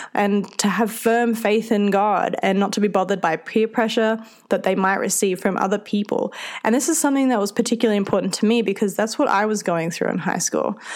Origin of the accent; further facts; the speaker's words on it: Australia; accent: Australian; If you can't tell from my accent, I'm Australian and I come from a small town in the centre of the country